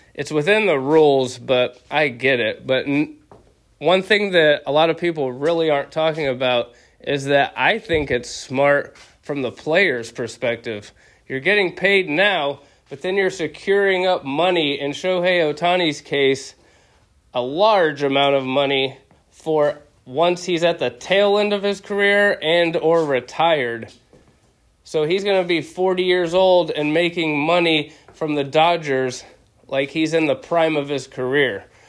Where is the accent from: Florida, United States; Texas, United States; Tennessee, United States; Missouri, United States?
Texas, United States; Dallas; I was born and raised in Dallas